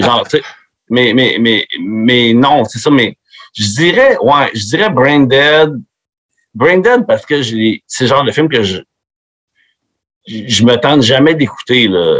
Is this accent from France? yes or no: no; Quebec, Canada; accent: Québécois; also born or lived in Florida; mon accent québécois